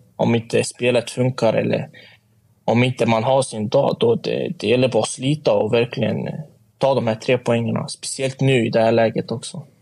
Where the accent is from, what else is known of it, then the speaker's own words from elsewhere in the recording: Sweden; also born or lived in Motala; jag är uppväxt i Sverige